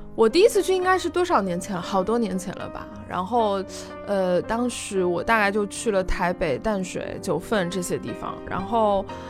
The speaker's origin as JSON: {"language": "Chinese", "country": "China", "said": "就是我们现在可能年轻人，就大陆年轻人"}